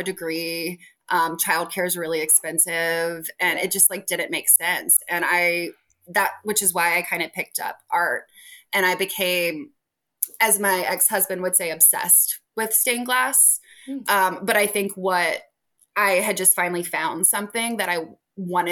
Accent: Richmond, Virginia, United States; moved away as an adult; also born or lived in Missouri / upstate New York; I'm from Richmond

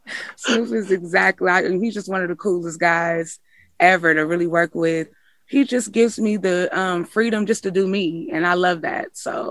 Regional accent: Richmond, California, United States; I'm from Richmond, California. I'm what a Richmond girl is.

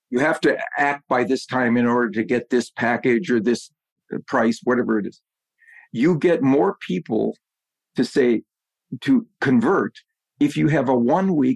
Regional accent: Wisconsin, United States; I grew up in Wisconsin, so my my NFL favorite team is the Green Bay Packers.

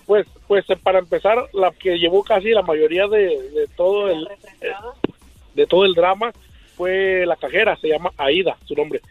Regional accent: Mexico; also born or lived in Zacatecas / Michoacán; now in Anaheim, United States; originario Zacatecas y Michoacán

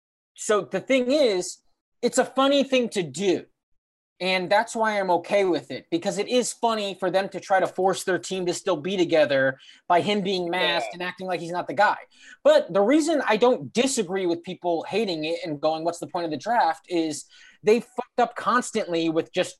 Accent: New Jersey, United States; I grew up in Jersey.

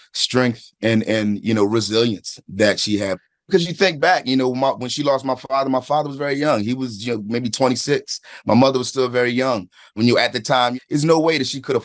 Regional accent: Philadelphia, Pennsylvania, United States; I'm from Philadelphia, from a specific place in time there

